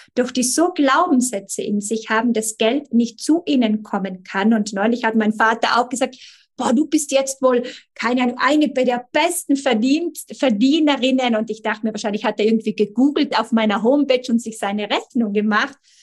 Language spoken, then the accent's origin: German; Italy; bei uns in Italien